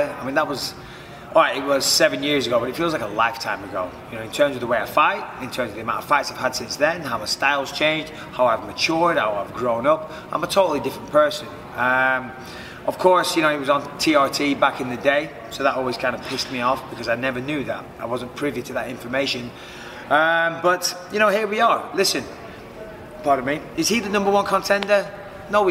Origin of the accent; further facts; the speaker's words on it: Clitheroe, North West England, United Kingdom; I'm from Clitheroe, which is a lovely small town, and I'm proud to be from Clitheroe.